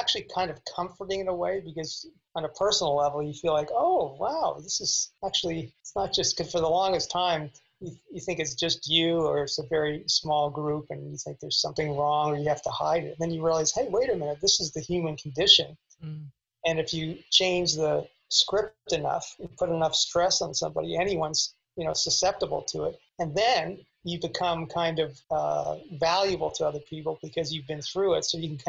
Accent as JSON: {"language": "English", "country": "Canada", "moved": "yes", "lives_now": "Los Angeles, United States", "said": "And when I came to Los Angeles from Canada, and I had I have an older brother who's very successful, 10 years older."}